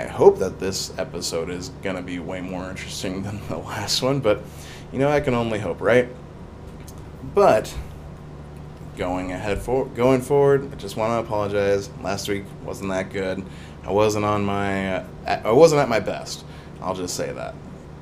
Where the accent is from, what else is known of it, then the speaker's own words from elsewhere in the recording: Salem, Oregon, United States; I'm from Salem, Oregon